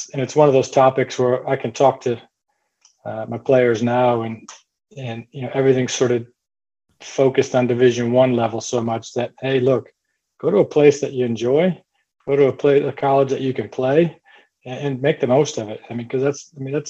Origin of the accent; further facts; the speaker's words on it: Midland, Michigan, United States; moved away; I grew up in Michigan, good sized town in sort of middle Michigan called Midland, Michigan.